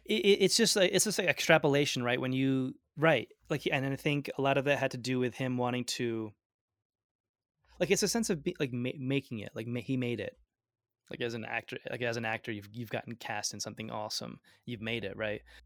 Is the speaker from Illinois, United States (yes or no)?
no; Binghamton, New York, United States; first language Gujarati; English is a second language; also born or lived in Ahmedabad, Gujarat, India / Vestal, New York / Washington, D.C.; I grew up in Binghamton